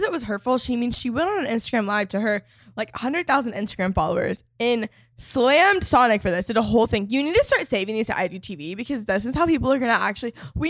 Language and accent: English; McKinney, Texas, United States; That's my hometown